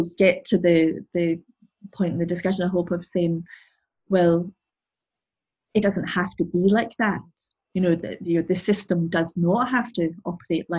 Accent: Glasgow, Scotland, United Kingdom; I'm originally from Glasgow, and from the east end of Glasgow

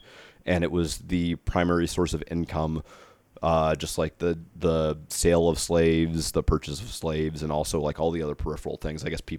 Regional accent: Alexandria, Virginia, United States; also born or lived in Greenville, South Carolina / Natchez, Mississippi; I grew up in, like Alexandria, Virginia, which is practically D.C. I was born in Greenville, South Carolina, but I spent a good deal of time in Natchez, Mississippi throughout the course of my like young life

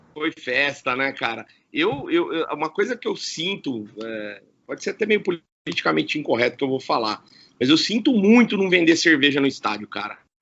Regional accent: Campinas, São Paulo, Brazil; eu sou campineiro, né? Então, eu, eu amo minha cidade, eh, acho que eu nasci realmente no lugar certo, era aqui que eu tinha que ter nascido mesmo

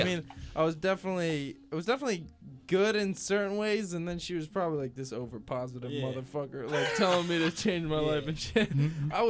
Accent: St. Barnabas, New Jersey, United States; born or raised there; moved away; also born or lived in Boston

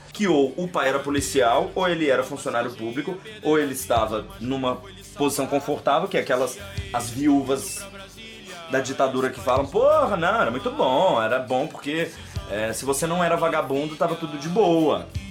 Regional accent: Brazil; como brasileiros

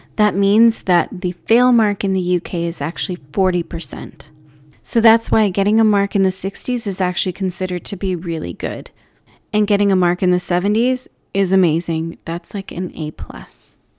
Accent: Canada; As a Canadian student

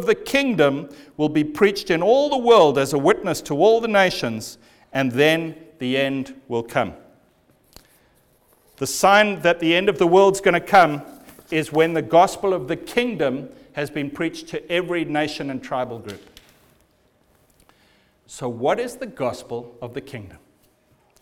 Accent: Zimbabwe; I was born in Zimbabwe, and I was born into a civil war

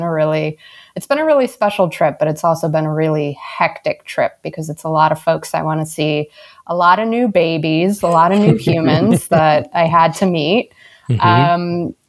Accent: Romania; now in New York, United States; I was born and raised in Romania, and up until I started working full time as an adult, I would go back every year for months at a time.

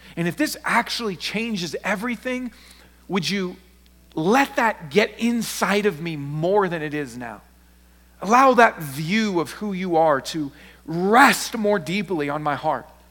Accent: Seattle, Washington, United States; I'm not from the South, I'm from Seattle

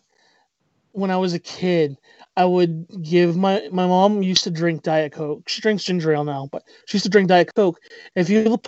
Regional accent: Presque Isle, Maine, United States; I was born in Presque Isle

